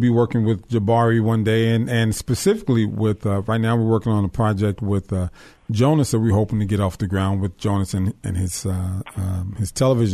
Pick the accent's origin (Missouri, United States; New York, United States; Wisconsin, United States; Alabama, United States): Missouri, United States; moved away; I'm from Missouri. I'm from the show me state.